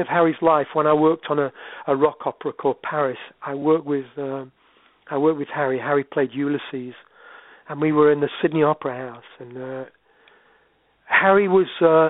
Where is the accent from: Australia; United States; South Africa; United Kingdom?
United Kingdom; Sherwood Forest, East Midlands; now in Yorkshire, United Kingdom; I live in Yorkshire. I'm running you 20 miles from where I was born. I was born in Sherwood Forest and never moved away, really.